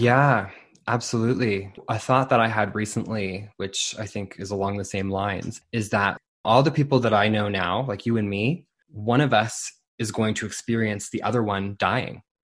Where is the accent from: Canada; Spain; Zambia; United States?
Canada; Saint John, New Brunswick; my hometown of Saint John, New Brunswick